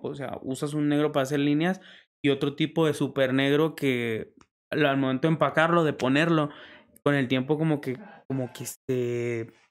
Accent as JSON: {"language": "Spanish", "town": "Lerdo", "region": "Durango", "country": "Mexico", "said": "Lerdo Durango."}